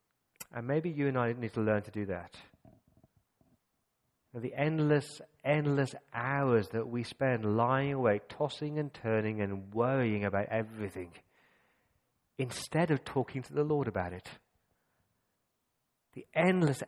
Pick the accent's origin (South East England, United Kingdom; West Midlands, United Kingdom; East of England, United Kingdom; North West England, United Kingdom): West Midlands, United Kingdom; Coventry; I grew up in Coventry